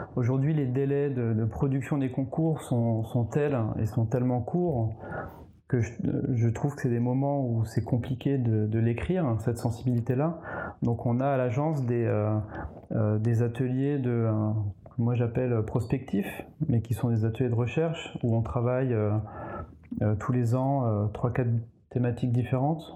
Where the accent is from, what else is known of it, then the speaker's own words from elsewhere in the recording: eastern France, France; moved away as an adult; also born or lived in Nancy / Strasbourg / England / Paris; je viens de l'Est de la France